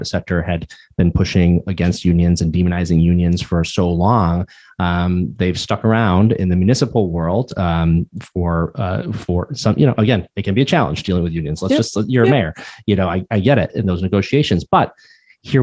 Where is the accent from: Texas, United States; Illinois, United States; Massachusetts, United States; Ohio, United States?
Massachusetts, United States; Pittsfield; I grew up in Pittsfield, Massachusetts